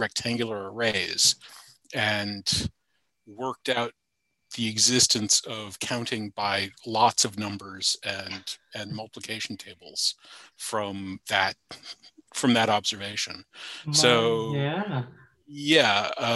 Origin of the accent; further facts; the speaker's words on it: Charlottesville, Virginia, United States; I went to University of Virginia, which is in my hometown, Charlottesville